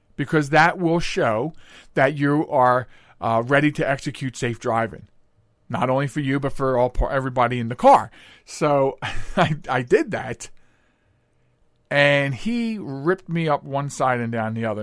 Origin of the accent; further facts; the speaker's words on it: Pennsylvania, United States; I grew up in Pennsylvania